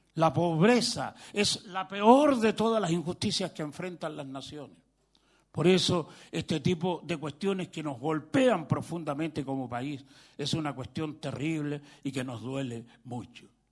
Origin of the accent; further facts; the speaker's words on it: Chile; vengo de Chile